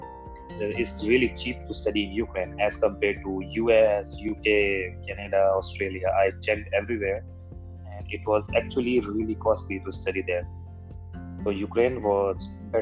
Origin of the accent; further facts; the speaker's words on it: India; I'm from India.